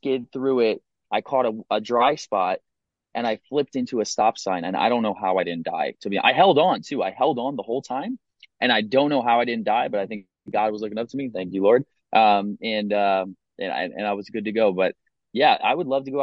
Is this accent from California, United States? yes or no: no; Pennsylvania, United States; also born or lived in Salisbury, Maryland; I'm from a small town in Pennsylvania. It's called Salersburg. I grew up there most of my life. I was born in Salisbury, Maryland.